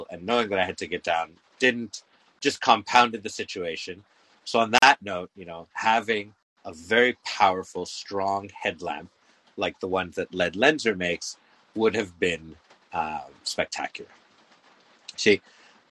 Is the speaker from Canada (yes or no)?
yes; Canada; I'm Canadian